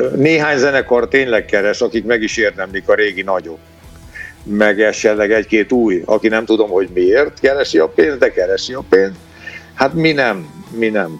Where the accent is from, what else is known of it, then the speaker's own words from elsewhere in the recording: Hungary; Én bolgár származású vagyok, bolgár a vérem. Apukám, anyukám, anyukám bulgár volt, de Magyarországon születtem, tehát magyar vagyok.